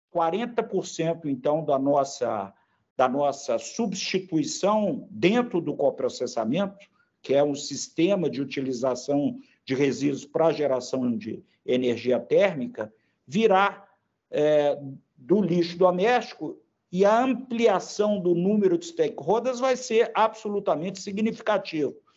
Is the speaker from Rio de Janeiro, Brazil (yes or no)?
no; Belo Horizonte, Minas Gerais, Brazil; accent: mineiro; eu pelo sotaque, eu me denuncio, né? É, eu sou mineiro, de Belo Horizonte